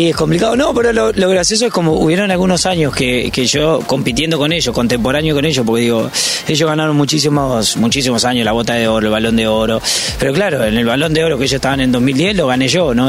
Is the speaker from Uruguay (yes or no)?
yes; Uruguay; moved away; soy uruguayo